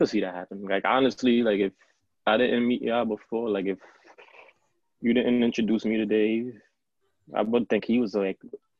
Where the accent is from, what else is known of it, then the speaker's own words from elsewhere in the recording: New York City, New York, United States; I was born and raised in the Heights, Harlem, and Bronx.